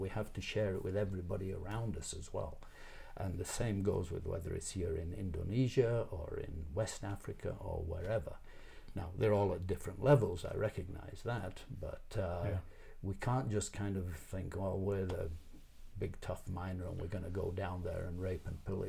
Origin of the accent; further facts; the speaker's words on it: Canada; I am a Canadian. I've got to tell you that.